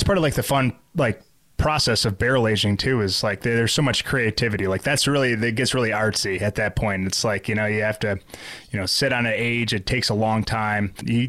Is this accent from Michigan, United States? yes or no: yes; Grand Rapids, Michigan, United States; my hometown of Grand Rapids